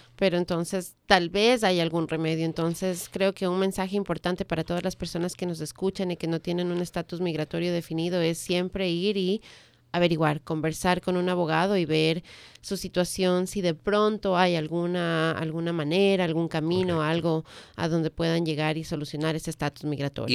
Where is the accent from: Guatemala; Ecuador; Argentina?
Ecuador; now in United States; soy del Ecuador